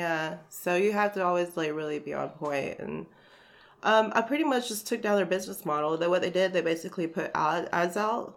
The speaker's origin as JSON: {"language": "English", "town": "Hickory", "region": "North Carolina", "country": "United States", "tie": "born or raised there", "lives_now": "Greensboro, United States", "said": "I was raised in the Hickory area, oh, okay. Lincoln County area. Okay and I've moved around like the whole state growing up"}